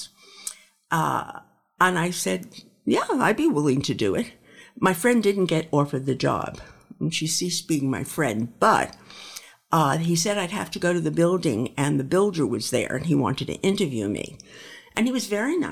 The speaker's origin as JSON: {"language": "English", "town": "New York City", "region": "New York", "country": "United States", "tie": "born or raised there", "said": "I grew up in Brooklyn, in New York"}